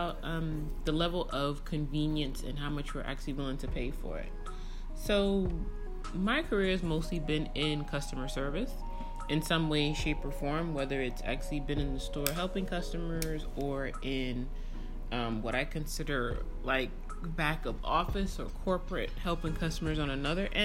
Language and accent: English; New York, United States; growing up in New York, you know, I would get my happy ass on a train and go where I needed to go to buy certain things